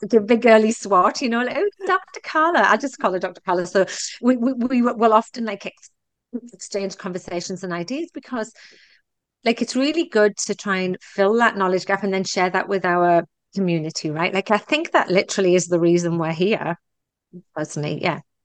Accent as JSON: {"language": "English", "country": "United Kingdom", "also_born_or_lived": "Texas", "moved": "yes", "lives_now": "Canada", "said": "I'm very British about putting things in the box and moving away from them"}